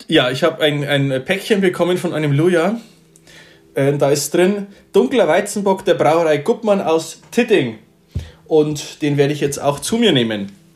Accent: Bavaria, Germany; bei uns in Bayern

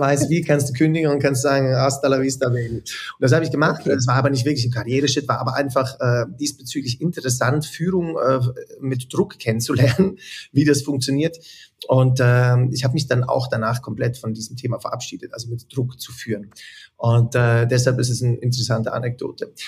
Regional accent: Zürich, Switzerland; also born or lived in Wädenswil; Ich bin mehr in Zürich und Wädenswil aufgewachsen eigentlich.

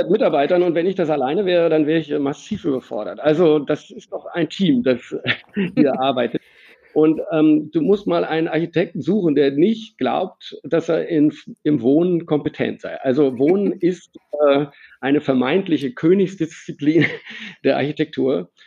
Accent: Germany; accent: German; Also ähm, mein Akzent ist ein Deutscher geblieben.

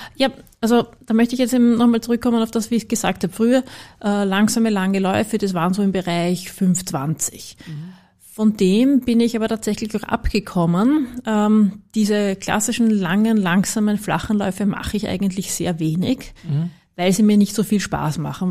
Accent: Vienna, Austria; für mich als Wienerin

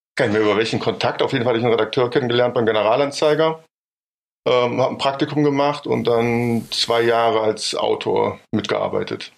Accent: Bonn, North Rhine-Westphalia, Germany; ich bin in Bonn geboren, groß geworden und habe da auch studiert

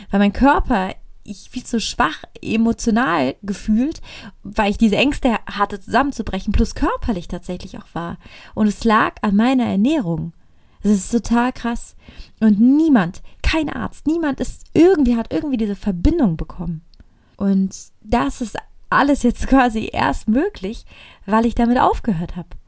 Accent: Italy; ich komme aus Italien, ich liebe es zu essen.

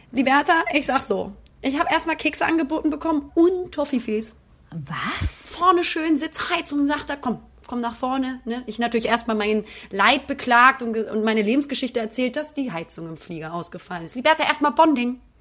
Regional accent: Northern Germany, Germany; now in Cologne, Germany; als, als äh, Norddeutsche

